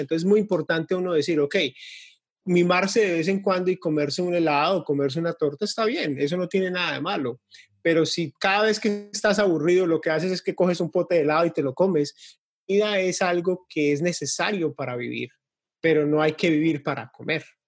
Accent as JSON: {"language": "Spanish", "country": "Colombia", "moved": "yes", "lives_now": "Florida, United States", "said": "yo soy de, originalmente de Colombia, pero vivo acá en Estados Unidos, en, la Florida, desde hace 22, 23 años"}